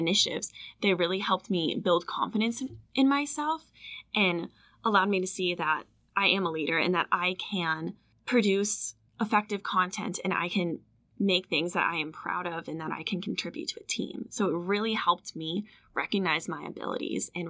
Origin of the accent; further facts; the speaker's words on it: Virginia, United States; I'm from Virginia